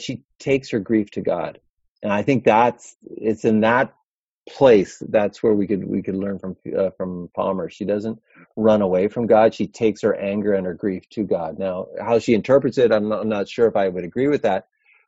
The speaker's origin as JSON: {"language": "English", "town": "Toronto", "region": "Ontario", "country": "Canada", "said": "I'm from Toronto"}